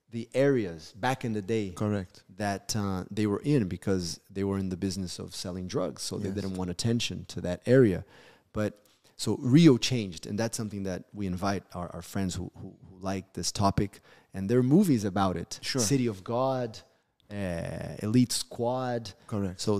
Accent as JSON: {"language": "English", "region": "Rio de Janeiro", "country": "Brazil", "tie": "born or raised there", "moved": "yes", "lives_now": "United States", "said": "having grown up in the city of Rio de Janeiro."}